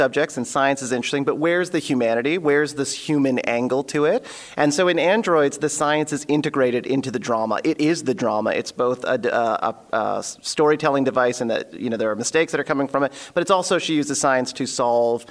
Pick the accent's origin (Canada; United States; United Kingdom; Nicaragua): Canada; Elmira, Ontario; As a kid, I grew up in Elmira, Ontario, which is a very small town